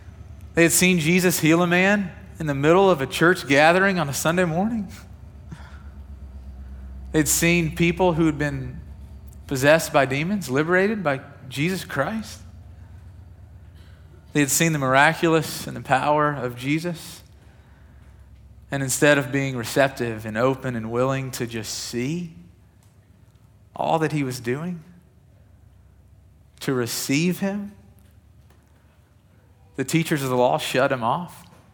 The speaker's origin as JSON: {"language": "English", "region": "Kentucky", "country": "United States", "tie": "born or raised there", "said": "I grew up in West Kentucky, and it felt like we had at least a tornado a year"}